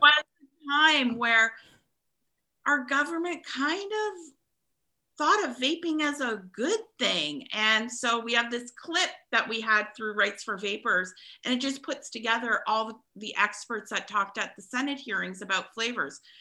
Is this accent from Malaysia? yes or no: no; Ontario, Canada; I'm from Ontario